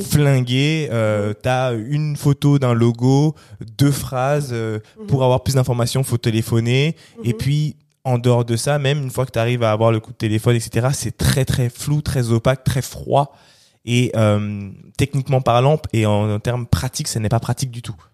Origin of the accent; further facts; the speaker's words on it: Cameroon; je suis Camerounais, hein, mhm. je suis Bassa.